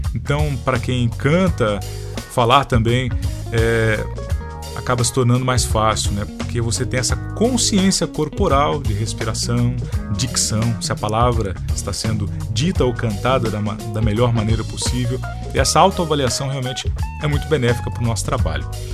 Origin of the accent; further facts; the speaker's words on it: Congonhas, northern Paraná, Brazil; also born or lived in Rancho Alegre, Paraná; eu cresci em Congonhas. Congonhas fica a 90 quilômetros de Londrina